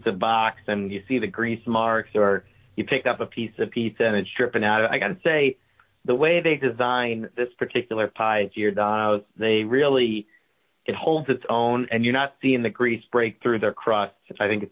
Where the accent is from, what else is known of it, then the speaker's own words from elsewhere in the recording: New Jersey, United States; also born or lived in Hoboken, New Jersey; I grew up in New Jersey. I lived in Hoboken for 5 years